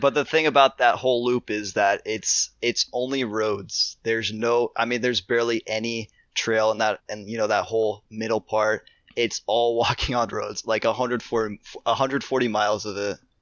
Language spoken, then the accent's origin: English; Ohio, United States; I'm from Ohio.